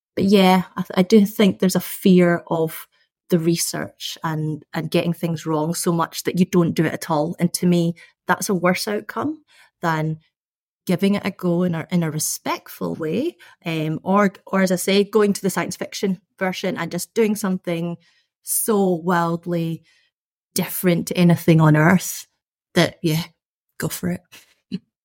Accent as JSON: {"language": "English", "region": "Scotland", "country": "United Kingdom", "tie": "born or raised there", "said": "I was born and brought up in Scotland"}